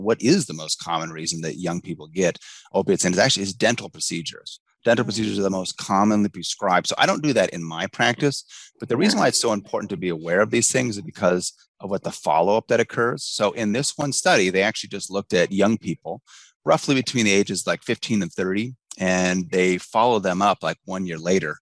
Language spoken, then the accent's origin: English; Spokane, Washington, United States; I grew up in Spokane